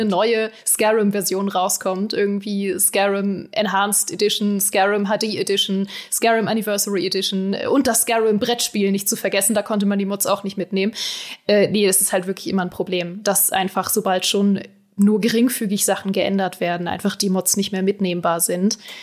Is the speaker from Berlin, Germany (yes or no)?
yes; Berlin, Germany; ich komme ja aus Berlin